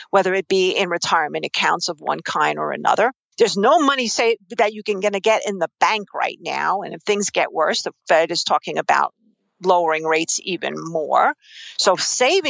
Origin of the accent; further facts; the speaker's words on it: New York City, New York, United States; accent: New York Queens; I grew up in New York City.